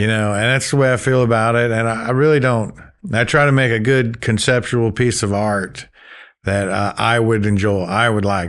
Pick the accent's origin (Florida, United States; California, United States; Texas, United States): Florida, United States; Gulf Breeze; moved away as an adult; now in Oxford, United States; I grew up in Gulf Breeze, Florida